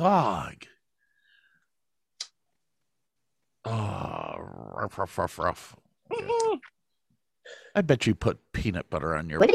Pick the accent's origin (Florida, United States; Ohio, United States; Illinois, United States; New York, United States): Ohio, United States; Medina; Medina is going to win this. My hometown.